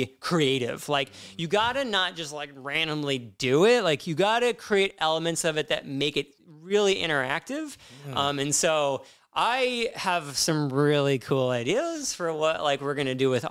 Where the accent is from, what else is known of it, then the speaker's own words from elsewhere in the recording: Midwest, United States; growing up in the Midwest